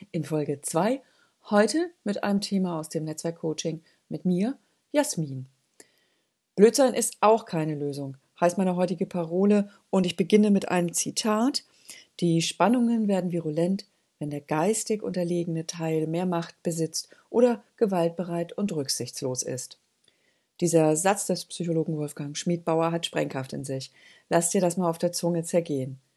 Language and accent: German; Northern Germany, Germany; ja bei uns in Norddeutschland würde man sagen, als Spünkigerei, als düstere Prophezeiung in den Wind